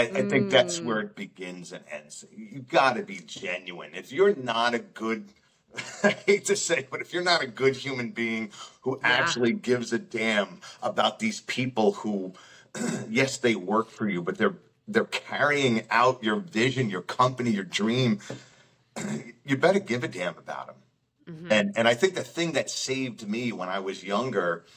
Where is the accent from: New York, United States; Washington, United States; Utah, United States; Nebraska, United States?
New York, United States; Long Island; moved away as an adult; also born or lived in Albany; I'm from Long Island